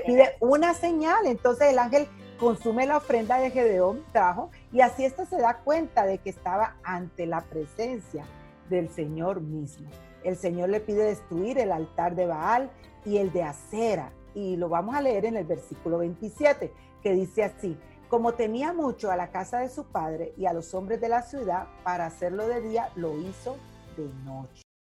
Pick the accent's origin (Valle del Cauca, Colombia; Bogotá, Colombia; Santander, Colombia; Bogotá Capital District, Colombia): Valle del Cauca, Colombia; Cali; moved away as an adult; now in Mexico; En mi tierra Cali temblaba mucho desde chiquita fuerte